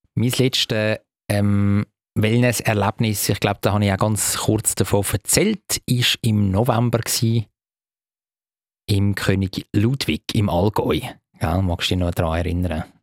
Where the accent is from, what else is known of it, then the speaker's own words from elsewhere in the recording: Stallikon, Zurich, Switzerland; ich bin ja zum Teil in Staliken aufgewachsen